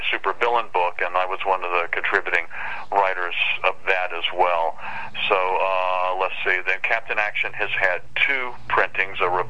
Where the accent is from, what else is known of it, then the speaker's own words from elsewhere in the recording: Concord, North Carolina, United States; moved away as an adult; also born or lived in Portland, Oregon; now in New Bern, United States; that's my hometown, Concord, North Carolina.